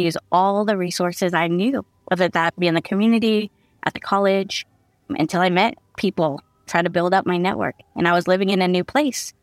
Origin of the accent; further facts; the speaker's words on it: San Diego, California, United States; moved away as an adult; also born or lived in Central Valley, California; now in Modesto, United States; I used to call San Diego my hometown